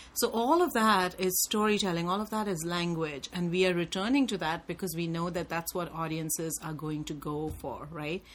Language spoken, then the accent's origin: English; India; I was just such a product of my time growing up in India